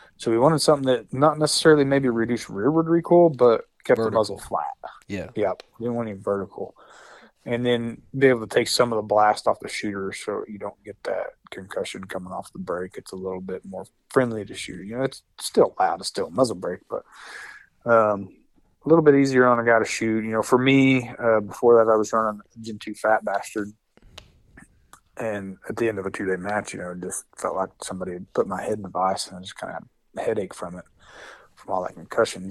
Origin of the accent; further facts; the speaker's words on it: Hammond, Oklahoma, United States; I'm from Hammond, Oklahoma, which is this very small town, far western Oklahoma